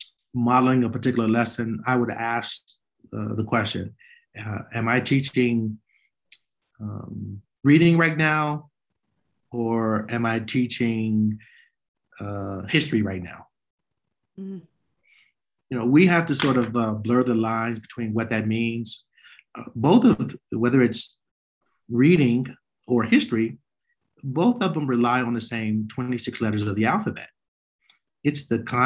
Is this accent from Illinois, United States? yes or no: yes; Chicago, Illinois, United States; a young Black boy growing up on the South Side of Chicago